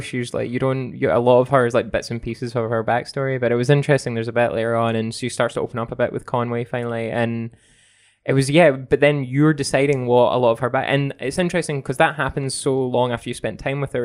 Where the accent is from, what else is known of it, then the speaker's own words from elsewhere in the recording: Scotland, United Kingdom; growing up in Scotland